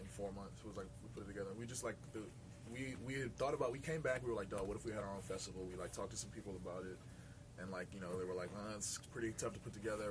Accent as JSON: {"language": "English", "town": "Washington", "region": "District of Columbia", "country": "United States", "tie": "born or raised there", "said": "my hometown"}